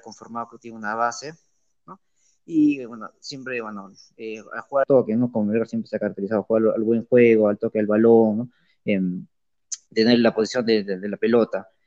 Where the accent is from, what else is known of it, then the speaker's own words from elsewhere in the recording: Arequipa, Peru; Como buen arequipeño.